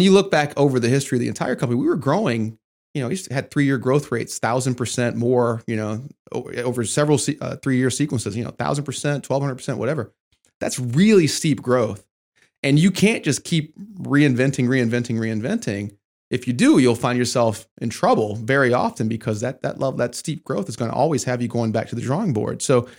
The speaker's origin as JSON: {"language": "English", "region": "Michigan", "country": "United States", "tie": "born or raised there", "said": "I mean, I grew up in Michigan, so, you know, your uncle, he's a Ford man."}